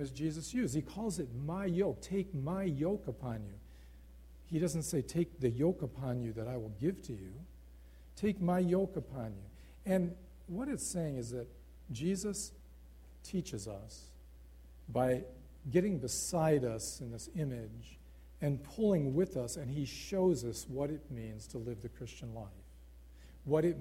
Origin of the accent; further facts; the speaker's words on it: United States; moved away as an adult; I'm from America